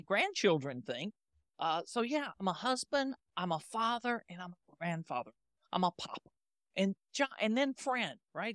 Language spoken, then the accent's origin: English; the South, United States; I grew up in the South and I was taught to say please and thank you as part of good manners.